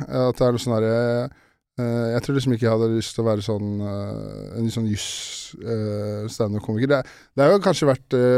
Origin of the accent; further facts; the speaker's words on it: Ålen, Trøndelag, Norway; Mens jeg kom fra Ålen, så var det liksom sånn faen, jeg skal jobbe for Kongsberg Gruppen.